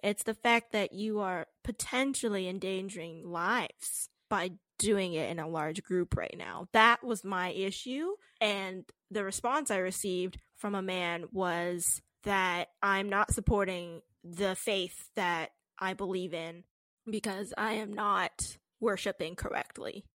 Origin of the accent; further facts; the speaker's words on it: Canada; we're Canadian